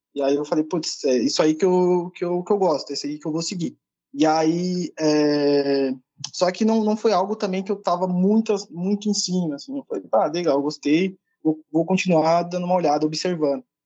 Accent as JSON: {"language": "Portuguese", "region": "São Paulo", "country": "Brazil", "said": "Eu sou de São Paulo, sou da periferia de São Paulo, né, então estudei escola pública a minha vida toda"}